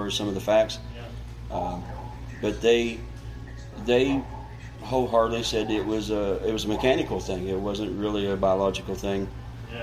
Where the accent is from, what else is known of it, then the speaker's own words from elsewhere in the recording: West Virginia, United States; also born or lived in Marion County, West Virginia / Ohio; I'm born and raised in West Virginia, but I actually live in Marion County.